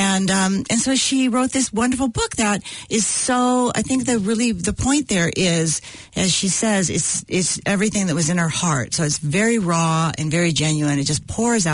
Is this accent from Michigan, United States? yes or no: no; California, United States; Growing up in California